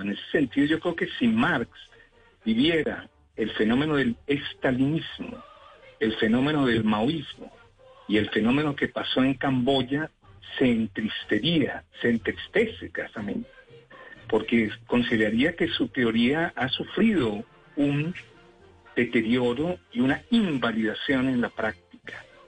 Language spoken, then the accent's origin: Spanish; Cuba